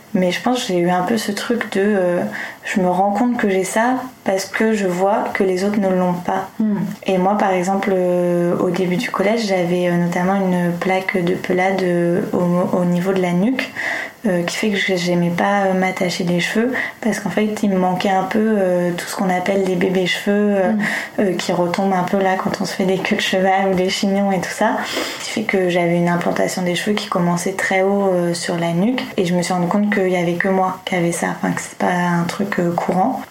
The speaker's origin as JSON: {"language": "French", "town": "Tours", "region": "Centre-Val de Loire", "country": "France", "tie": "born or raised there", "also_born_or_lived": "Montreal, Canada", "moved": "as an adult", "lives_now": "Paris, France", "said": "J'ai effectivement passé toute mon enfance à Tours. Euh, j'ai vraiment euh, grandi là-bas de mes 0 euh, ans à, mes 19 ans."}